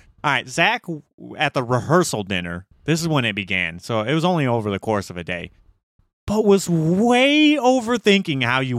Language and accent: English; United States; I'm fucking I'm American.